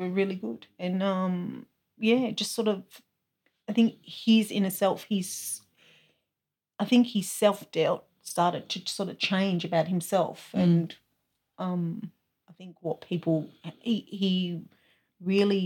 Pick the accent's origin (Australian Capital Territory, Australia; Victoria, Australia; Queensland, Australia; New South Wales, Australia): Victoria, Australia; country; moved away as an adult; now in Canberra, Australia; Born and bred in Victoria, country of Victoria